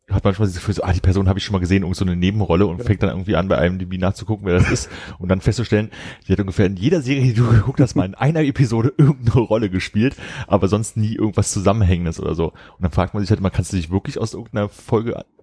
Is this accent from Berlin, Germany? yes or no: yes; Berlin, Germany; das kam halt wirklich schon noch so, als, als Berliner konnte man ja ein bisschen Westfernsehen empfangen